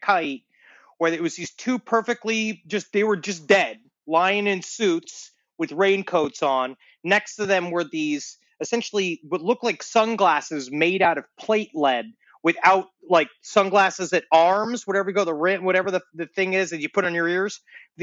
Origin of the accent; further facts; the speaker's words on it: New York City, New York, United States; when I was growing up in Queens, we had an influx of the Haitian population